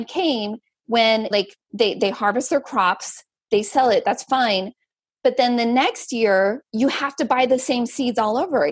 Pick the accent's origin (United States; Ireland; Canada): United States; Central Valley, California; I grew up in the Central Valley